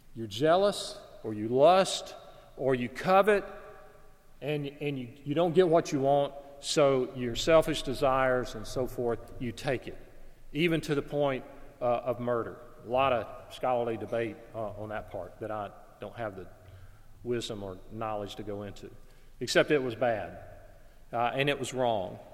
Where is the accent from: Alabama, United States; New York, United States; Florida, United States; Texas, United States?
Alabama, United States; I was working in my hometown. I had a part time job at a clothing store. In, in our town at that time, the city where I lived in Alabama